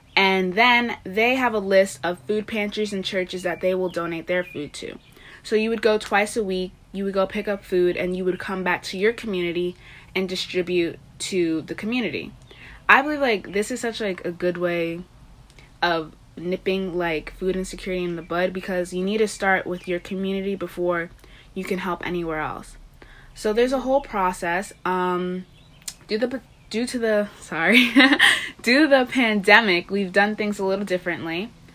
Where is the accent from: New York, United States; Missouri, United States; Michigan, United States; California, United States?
New York, United States; Long Island; I'm from Long Island, New York